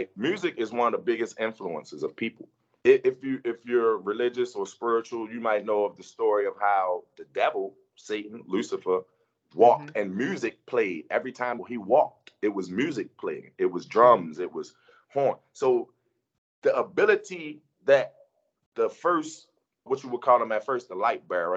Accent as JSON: {"language": "English", "town": "Baltimore", "region": "Maryland", "country": "United States", "tie": "born or raised there", "said": "I'm an artist from Baltimore, born and raised in Baltimore, Maryland."}